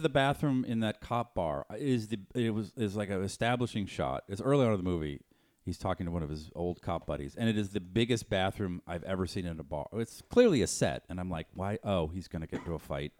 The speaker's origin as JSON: {"language": "English", "town": "Boston", "region": "Massachusetts", "country": "United States", "tie": "born or raised there", "moved": "yes", "said": "I'm from Boston"}